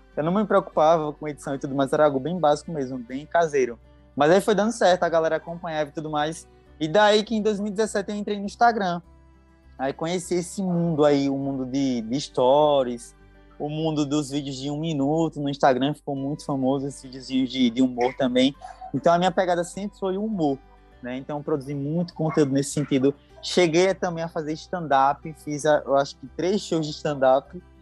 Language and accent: Portuguese; Palmeira dos Índios, Alagoas, Brazil; moved away as an adult; also born or lived in São Paulo; now in Guarulhos, Brazil; Nasci em Palmeiras dos Índios e vim para São Paulo, creio que em 2005, 2006 e retornei para Alagoas em 2007. Então, e voltei, estou voltando agora para São Paulo, né? Então, basicamente, eu passei a minha adolescência lá em Alagoas.